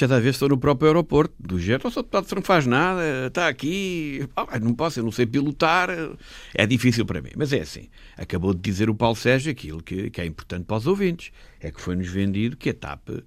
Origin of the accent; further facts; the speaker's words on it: Castelo Branco, Centro, Portugal; moved away; also born or lived in France; eu vivia em Castelo Branco, onde estudava